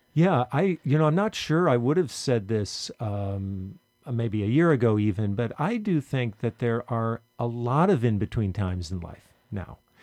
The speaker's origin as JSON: {"language": "English", "region": "Vermont", "country": "United States", "tie": "born or raised there", "said": "when I was in high school growing up in Vermont"}